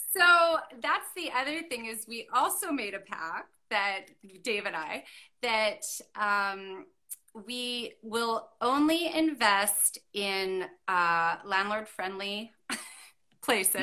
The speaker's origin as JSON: {"language": "English", "area": "Okanagan Valley", "region": "British Columbia", "country": "Canada", "tie": "born or raised there", "moved": "yes", "said": "where I grew up in the Okanagan Valley"}